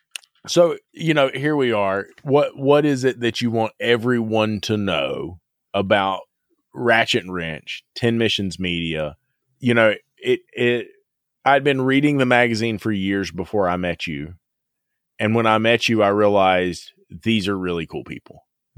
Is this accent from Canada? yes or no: no; the South, United States; I'm from the South, buddy.